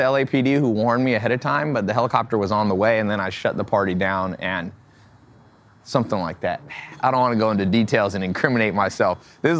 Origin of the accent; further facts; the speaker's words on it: Long Beach, California, United States; also born or lived in San Diego; I was born in Long Beach, but I also lived down in San Diego.